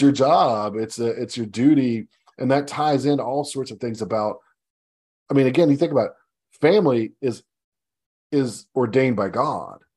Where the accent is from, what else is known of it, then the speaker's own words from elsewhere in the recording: United States; as an American, as a patriotic American